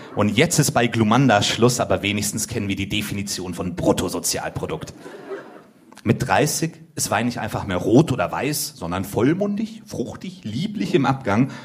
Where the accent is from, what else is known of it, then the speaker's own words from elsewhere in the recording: Finland; ich bin auch Finne.